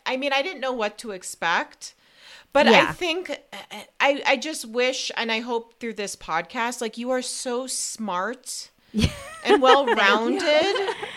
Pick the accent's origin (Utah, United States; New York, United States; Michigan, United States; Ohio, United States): New York, United States; moved away; I'm a New Yorker